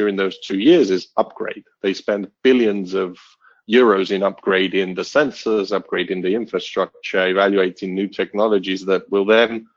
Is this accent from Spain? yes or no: yes; Barcelona, Catalonia, Spain; also born or lived in United Kingdom; But Barcelona is my hometown. It feels like home for me. Although I grew up in the UK, at the age of 10